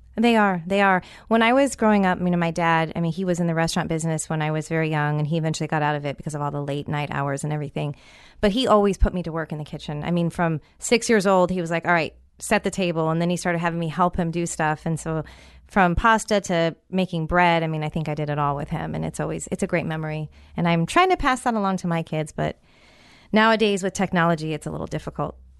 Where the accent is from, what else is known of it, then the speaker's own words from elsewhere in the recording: San Francisco, California, United States; moved away; also born or lived in Tampa Bay; my hometown of San Francisco